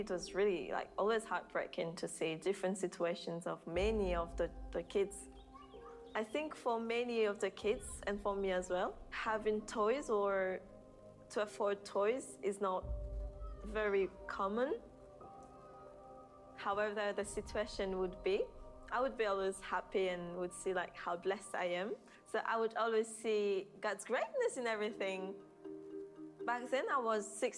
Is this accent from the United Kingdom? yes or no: no; Madagascar; moved away